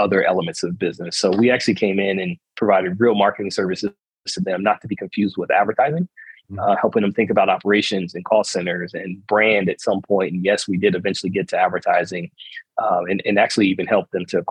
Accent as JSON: {"language": "English", "region": "Delaware", "country": "United States", "tie": "born or raised there", "moved": "yes", "said": "I'm from Delaware originally, and my parents were in the restaurant business"}